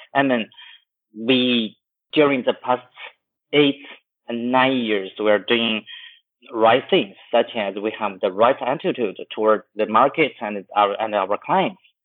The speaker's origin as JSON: {"language": "English", "town": "Chengdu", "region": "Sichuan", "country": "China", "tie": "born or raised there", "moved": "yes", "lives_now": "Shanghai, China", "said": "my hometown in, in Chengdu"}